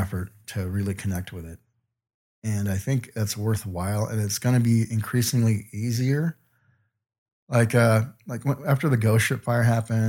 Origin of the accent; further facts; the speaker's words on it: Aurora, Colorado, United States; I'm from Aurora, Colorado.